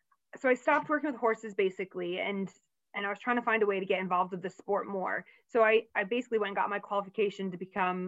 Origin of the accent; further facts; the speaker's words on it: United States; moved away as an adult; now in Manchester, United Kingdom; as an American